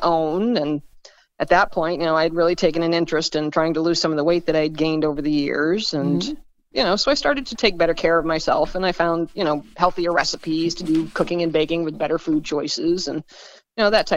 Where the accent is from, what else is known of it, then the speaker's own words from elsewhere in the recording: Bangor, Maine, United States; I was born in Bangor and lived in Maine most of my life. My dad was in the Air Force